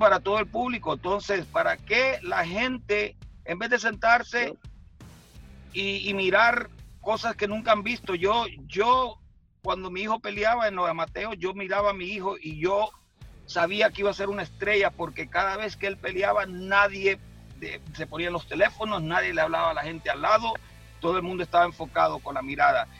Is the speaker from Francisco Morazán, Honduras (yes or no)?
no; San Pedro Sula, Cortés, Honduras; moved away; yo y mi esposa nacimos en San Pedro Sula, ah. allá en el barrio Paz Barahona